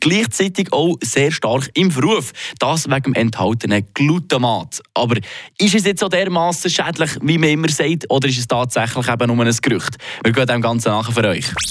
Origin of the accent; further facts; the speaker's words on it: Switzerland; hier bei uns in der Schweiz